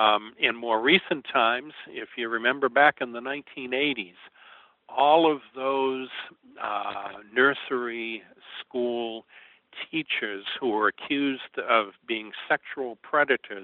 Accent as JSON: {"language": "English", "town": "Danvers", "region": "Massachusetts", "country": "United States", "tie": "born or raised there", "said": "as a kid growing up in Danvers in the 1950s"}